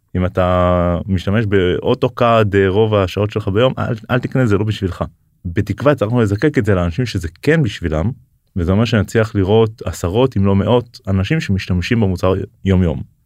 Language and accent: Hebrew; Israel; בתור ישראלי